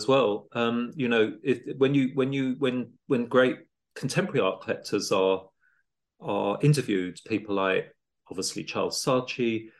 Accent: Italy; moved away as an adult; now in London, United Kingdom; I came to London from Italy as a student in the late 80s, early 90s, and I'm lucky to come from a wealthy background

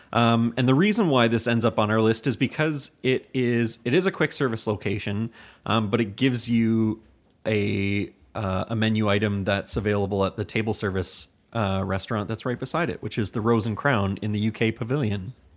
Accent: Hamilton, Ontario, Canada; We're from Hamilton, Ontario

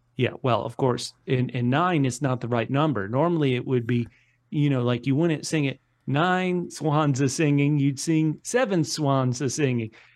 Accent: United States; I'm an American

